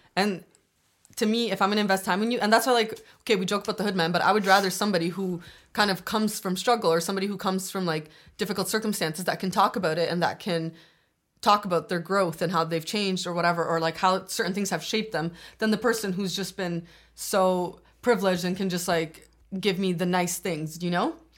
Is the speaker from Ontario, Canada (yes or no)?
yes; Toronto, Ontario, Canada; also born or lived in Scarborough, Toronto / Albania; I grew up in Don Mills, but then I moved to Scarborough